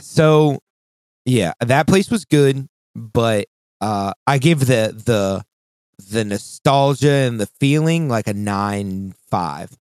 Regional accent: Shenandoah Valley, Virginia, United States

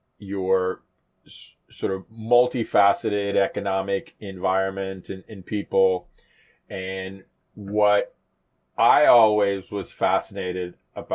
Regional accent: Jamaica; moved away; also born or lived in United States; I was born in Jamaica many years ago. My dad was an exec at Esso, or Exxon for many. And my mom was a home economics teacher

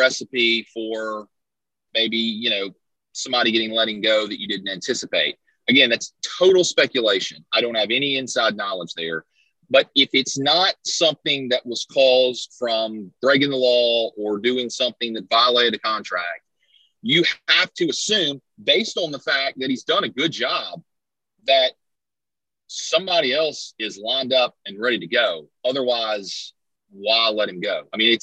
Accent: Mississippi, United States; growing up in Mississippi

